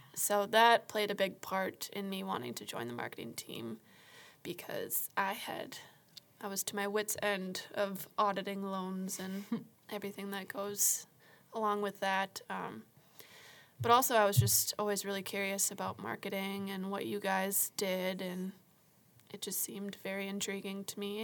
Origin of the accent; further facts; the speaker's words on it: Marshfield, United States; moved away as an adult; also born or lived in Florida; I was born and raised in Marshfield.